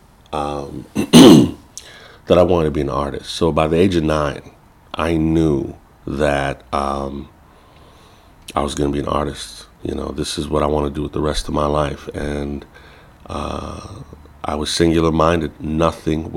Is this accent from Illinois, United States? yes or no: yes; Chicago, Illinois, United States; I grew up in Chicago, Illinois. I'm a first generation. My family is from Belize, Central America